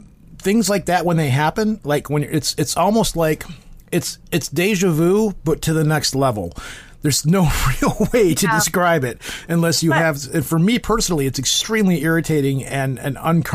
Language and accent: English; United States; I'm American